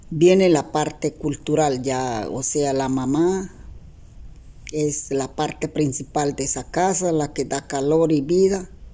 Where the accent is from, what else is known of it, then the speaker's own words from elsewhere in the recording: La Chorrera, Amazonas, Colombia; Soy de Centro Chorrera